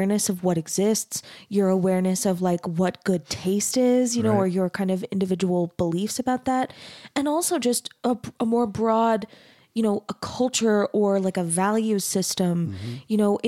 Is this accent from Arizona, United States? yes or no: yes; Mesa, Arizona, United States; I grew up in Mesa, Arizona in a really, really conservative community. My family was LDS.